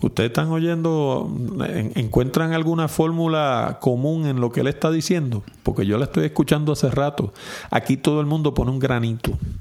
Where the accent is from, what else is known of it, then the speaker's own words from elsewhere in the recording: San Juan, Puerto Rico; yo que soy de San Juan